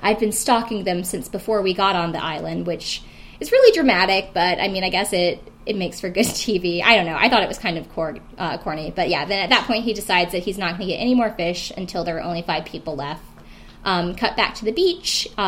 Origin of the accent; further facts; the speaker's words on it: South Carolina, United States; moved away; I'm not necessarily a redneck, but I am from South Carolina originally. And I do know a lot of rednecks and people that I grew up with.